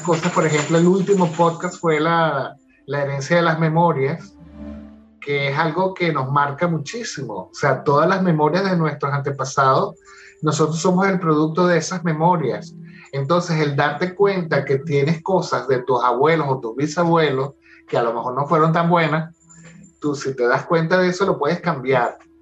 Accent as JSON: {"language": "Spanish", "town": "Caracas", "region": "Capital District", "country": "Venezuela", "said": "yo soy de Caracas"}